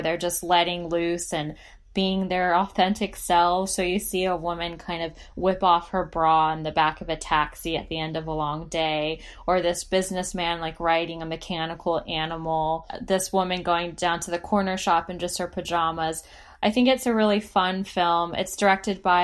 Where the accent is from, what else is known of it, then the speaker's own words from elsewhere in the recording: United States; I'm American.